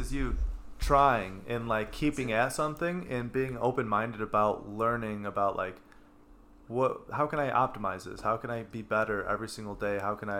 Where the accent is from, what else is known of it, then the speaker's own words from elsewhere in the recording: Skokie, Illinois, United States; So I grew up in Skokie, right? And I went to Knowledge North